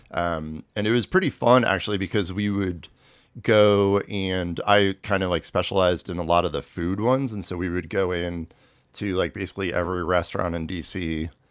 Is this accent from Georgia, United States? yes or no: no; Manhattan, Kansas, United States; moved away as an adult; also born or lived in Tucson, Arizona / New York City / Brooklyn; Grew up in Manhattan